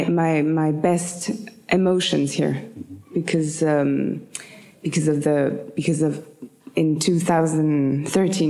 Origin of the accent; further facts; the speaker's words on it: Paris, Île-de-France, France; English is a second language; I was born in Paris. I was born in the Quartier Latin